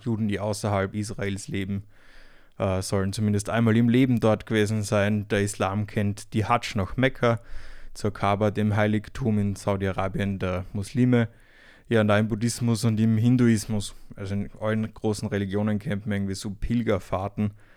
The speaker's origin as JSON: {"language": "German", "country": "Austria", "tie": "born or raised there", "moved": "yes", "said": "nach Österreich, nochmal in die Heimat"}